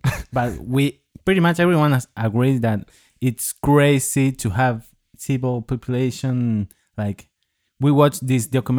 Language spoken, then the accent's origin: English; Patagonia, Neuquén, Argentina; I'm from Neuquén, Patagonia, you would say.